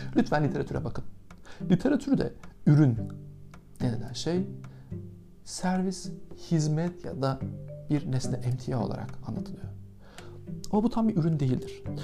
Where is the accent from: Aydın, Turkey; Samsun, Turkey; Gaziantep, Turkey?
Aydın, Turkey; now in Istanbul, Turkey; ben Ege'nin basit ve mütevazi taşrası Aydın'da doğdum.